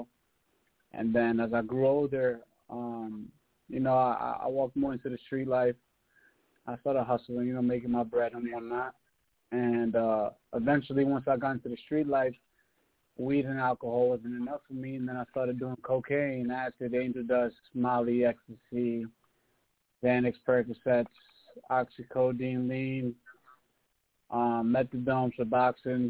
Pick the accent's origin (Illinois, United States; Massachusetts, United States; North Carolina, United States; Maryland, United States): Massachusetts, United States; also born or lived in Queens, New York; I grew up in Massachusetts